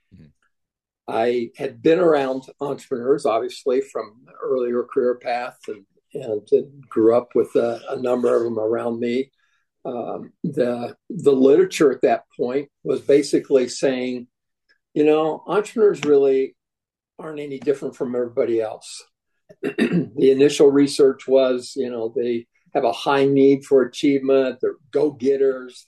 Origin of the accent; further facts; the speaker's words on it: Kansas, United States; I grew up in in Kansas